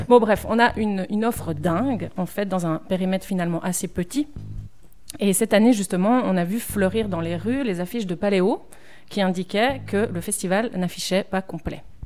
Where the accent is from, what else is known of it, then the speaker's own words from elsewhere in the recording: Neuchâtel, Switzerland; je suis neuchâteloise